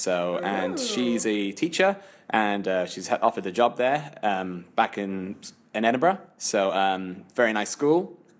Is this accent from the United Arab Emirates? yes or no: yes; Sharjah, United Arab Emirates; also born or lived in Newcastle, United Kingdom; But because I've brought up with this accent here, I was born in Sharjah. So my family came out here 35 years ago.